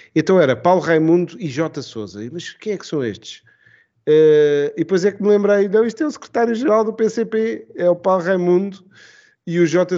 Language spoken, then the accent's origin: Portuguese; Estoril line, Lisbon, Portugal; eu sou da, da, da linha do Estoril.